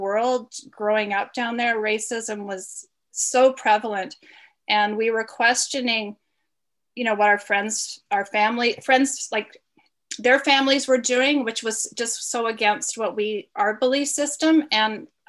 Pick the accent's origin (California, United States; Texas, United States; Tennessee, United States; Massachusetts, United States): Tennessee, United States; Memphis; moved away; I was raised down south in the aftermath of the assassination of Martin Luther King in Memphis, Tennessee. My parents are Canadian, so we had moved down there